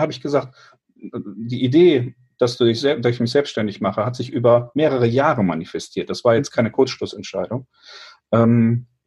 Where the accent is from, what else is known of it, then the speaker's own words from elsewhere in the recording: Eifel, Germany; also born or lived in Cologne; also wir kommen ja eigentlich aus Köln mit der Familie und ähm, sind dann, meine Eltern sind dann in die Eifel gezogen, die wollten für die Kinder halt nicht dieses städtische Umfeld